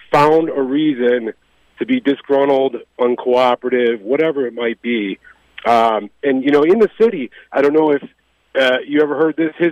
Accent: Chicago, Illinois, United States; now in Boca Raton, United States; I grew up in Chicago as well. Uh, you know, high school in the '90s

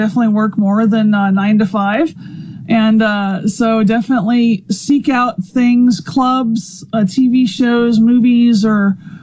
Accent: Louisiana, United States; moved away as an adult; also born or lived in Arizona; now in Mississippi, United States; I'm from Louisiana

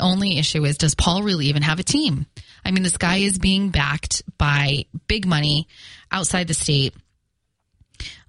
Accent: Fall River, Massachusetts, United States; accent: Fall River; my Fall River accent

